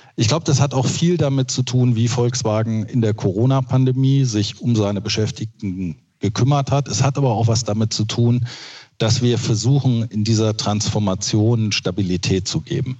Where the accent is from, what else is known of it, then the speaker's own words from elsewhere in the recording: Braunschweig-Wolfsburg region, Lower Saxony, Germany; also born or lived in Westerland, Sylt; Ich habe ja meine Jugend hier in der Region verbracht und äh, die Region Braunschweig-Wolfsburg bietet äh, schon wahnsinnig viel